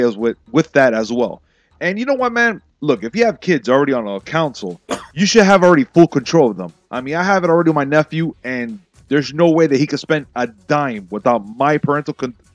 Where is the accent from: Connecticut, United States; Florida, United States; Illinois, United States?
Florida, United States; Miami; I'm from Miami